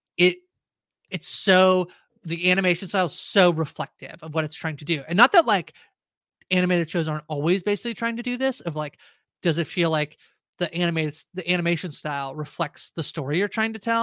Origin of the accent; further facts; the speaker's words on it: small town outside of Toronto, Ontario, Canada; moved away as an adult; now in Toronto, Canada; I grew up in a very small town outside of Toronto about two-ish hours